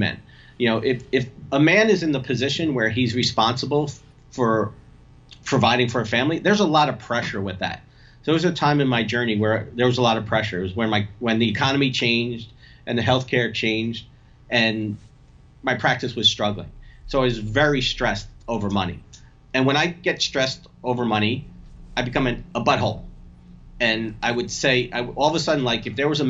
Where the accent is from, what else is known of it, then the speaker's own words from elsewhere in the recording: New Jersey, United States; also born or lived in Bronx, New York; I was born in the Bronx. I'm Italian and from New Jersey